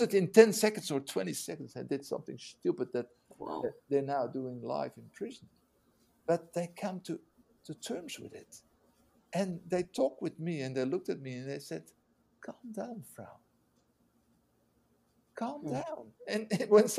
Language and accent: English; Netherlands; English is a second language; a Dutch guy who learned English in prison